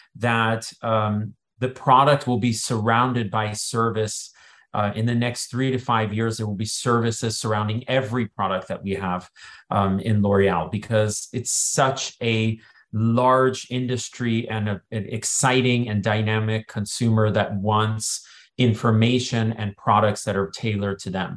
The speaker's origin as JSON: {"language": "English", "area": "Silicon Valley", "region": "California", "country": "United States", "tie": "born or raised there", "said": "I grew up in Silicon Valley"}